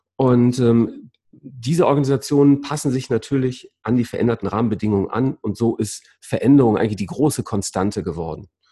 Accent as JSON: {"language": "German", "town": "Essen", "region": "North Rhine-Westphalia", "country": "Germany", "said": "du bist ein Kind des Reviers, Essener, wie ich"}